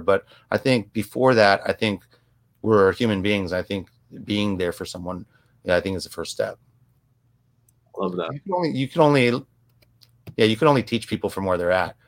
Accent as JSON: {"language": "English", "country": "United States", "tie": "born or raised there", "said": "growing up in an Asian household, but then growing up in American communities."}